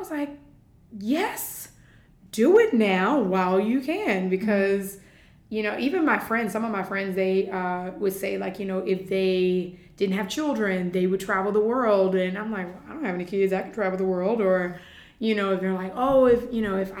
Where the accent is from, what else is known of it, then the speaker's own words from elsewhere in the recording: Virginia, United States; moved away as an adult; now in United Arab Emirates; I am originally from Virginia in the United States. And I moved out here in August of 2017, so this is my third year, just completed my third year here in the UAE